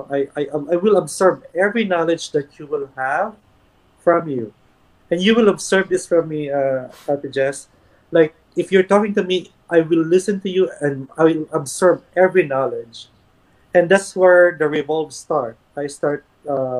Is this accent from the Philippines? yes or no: yes; Philippines; moved away as an adult; also born or lived in Manila / Los Angeles / New York City; now in United States; I went home for the very first time to the Philippines. Very emotional trip kasi 8 years kasi US without coming home